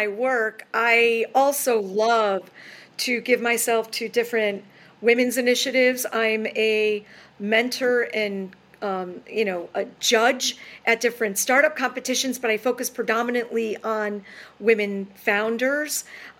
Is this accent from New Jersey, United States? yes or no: no; New York, United States; moved away as an adult; also born or lived in Boston, Massachusetts / Hingham, Massachusetts; So I think I'm going to move back to New York because I'm originally from New York.